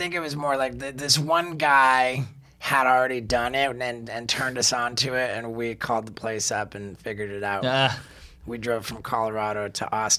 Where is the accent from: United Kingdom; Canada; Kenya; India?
United Kingdom; England; born there; also born or lived in United States; Yeah, when I was we moved back to England. I was born in England.